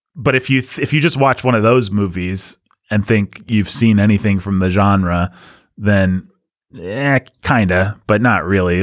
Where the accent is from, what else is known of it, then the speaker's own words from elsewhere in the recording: United States; as an American